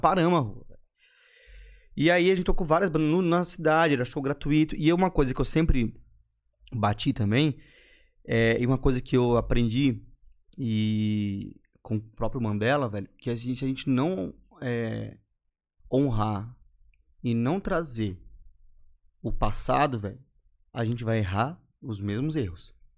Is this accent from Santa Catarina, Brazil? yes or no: yes; Florianópolis, Santa Catarina, Brazil; Sou manezinho da Carmela